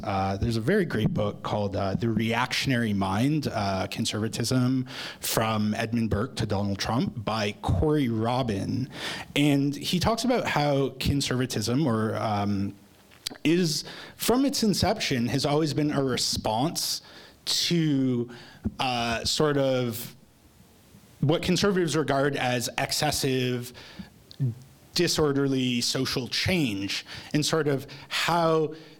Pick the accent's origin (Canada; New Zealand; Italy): Canada; Toronto, Ontario; now in Lethbridge, Canada; I'm from Toronto, right, originally, and I would like to move back there at some point in the future